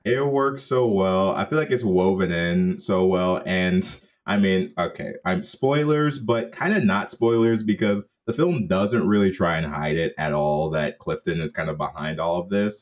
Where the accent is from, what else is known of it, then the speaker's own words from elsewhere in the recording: Jamaica; as a Jamaican